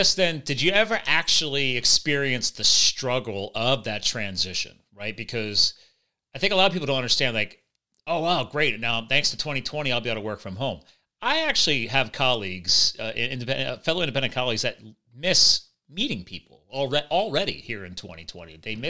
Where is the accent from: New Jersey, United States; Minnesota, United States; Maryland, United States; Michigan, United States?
New Jersey, United States; born there; now in Pennsylvania, United States; I was born in Jersey, but I live in Pennsylvania now.